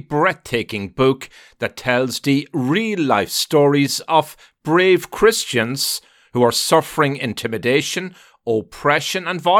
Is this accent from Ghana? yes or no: no; Ireland; now in New York metropolitan area, United States; I grew up in Ireland